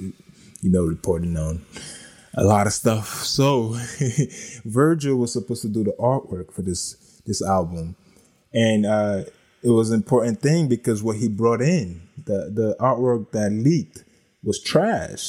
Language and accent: English; East Coast, United States; moved away; also born or lived in Los Angeles; I lived in Nipsey Hussle's hood and I grew up on the East